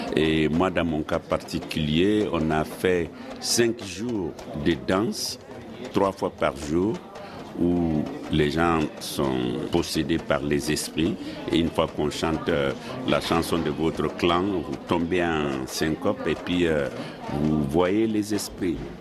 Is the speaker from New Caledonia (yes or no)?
no; Mali; moved away; also born or lived in France / United States; je suis sorti du Mali depuis 1971. Je suis allé d'abord en France, ensuite aux États-Unis